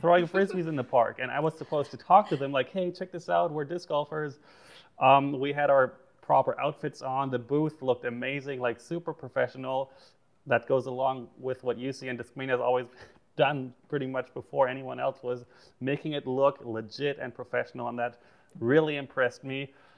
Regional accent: Germany; growing up in Germany, disc golf was super not serious in any way

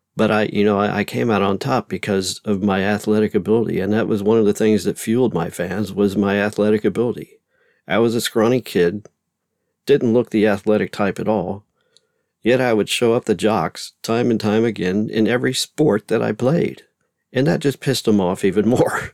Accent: Louisiana, United States; I grew up in Louisiana

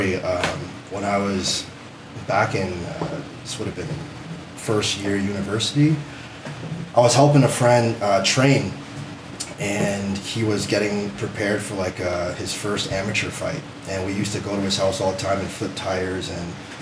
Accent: Windsor, Ontario, Canada; grew up on the West End of Windsor, so a lot of diversity in the area that I grew up

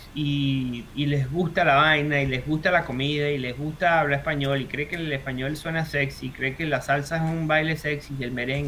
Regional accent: Venezuela; moved away as an adult; now in Australia; corregía a la gente que cree que soy de Argentina, decir que es Venezuela

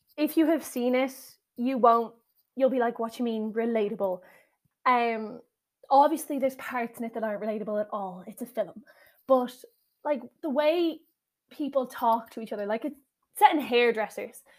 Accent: Ireland; I am Irish

